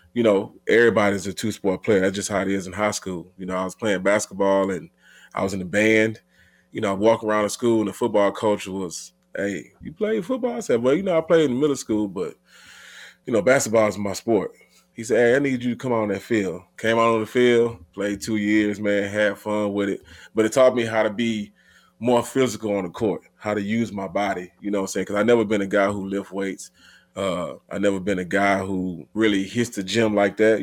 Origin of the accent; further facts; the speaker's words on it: Houston, Texas, United States; growing up in Houston, man, a lot of fun. You know, it's Texas